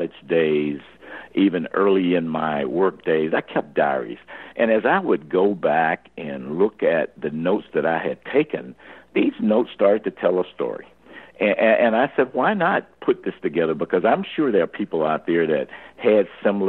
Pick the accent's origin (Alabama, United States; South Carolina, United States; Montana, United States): Alabama, United States; Birmingham; growing up in Birmingham, Alabama, during Jim Crow days